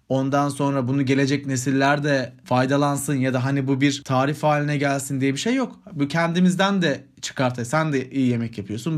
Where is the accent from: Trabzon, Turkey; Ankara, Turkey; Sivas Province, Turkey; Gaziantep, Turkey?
Sivas Province, Turkey; bir Sivaslı olarak